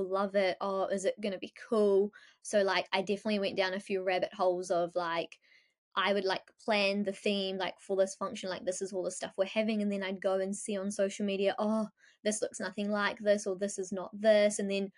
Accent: New Zealand; you know what, I'm also from New Zealand. So it was like, I wanted to integrate both our cultures.

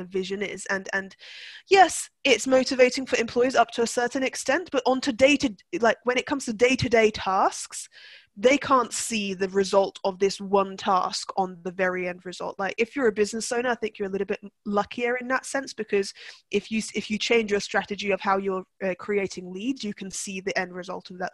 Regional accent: Turkey; I was brought up I was brought up in Turkey

